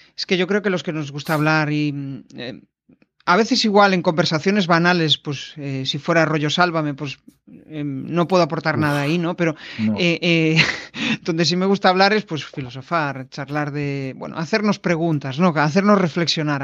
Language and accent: Spanish; Galicia, Spain; como gallego